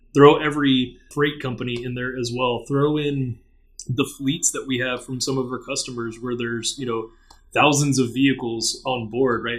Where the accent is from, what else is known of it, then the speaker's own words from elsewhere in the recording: Orlando, Florida, United States; third generation from Orlando, grew up here